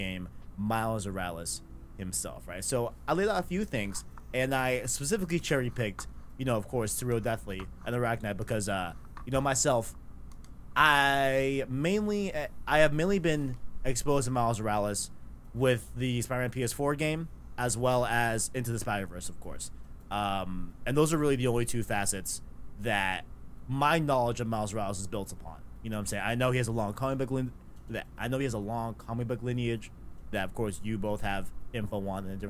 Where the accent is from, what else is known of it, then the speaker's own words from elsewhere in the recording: New York City, New York, United States; we're all from New York